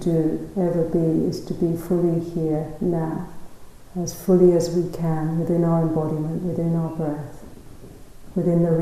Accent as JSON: {"language": "English", "region": "London", "country": "United Kingdom", "tie": "born or raised there", "moved": "as an adult", "lives_now": "South Africa", "said": "I was brought up in London, in the south of England"}